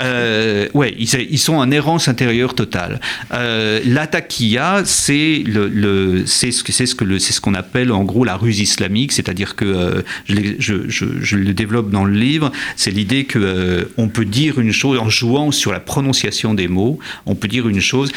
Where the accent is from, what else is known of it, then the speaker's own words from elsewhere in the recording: France; chez nous en France